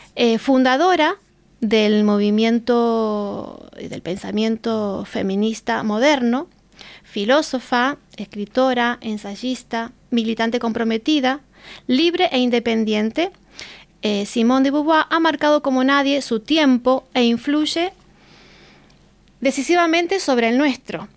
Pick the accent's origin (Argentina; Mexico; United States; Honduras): Argentina; now in Spain; soy argentina, que no nací aquí